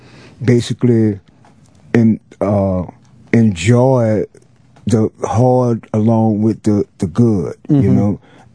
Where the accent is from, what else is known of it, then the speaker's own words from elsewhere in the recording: New Orleans, Louisiana, United States; Yeah, it's like the neighborhood that I grew up in. Well, both of them, really. The Calliope Project is where I was born.